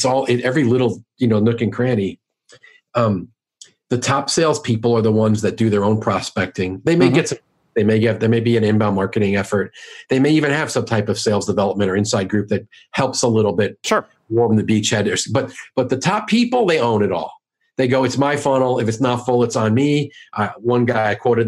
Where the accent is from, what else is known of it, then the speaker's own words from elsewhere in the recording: New York, United States; now in St. Louis, United States; I'm from New York, I live in St. Louis